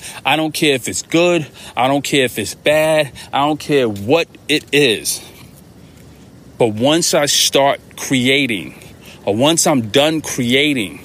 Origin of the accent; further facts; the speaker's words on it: New York, United States; I'm a New Yorker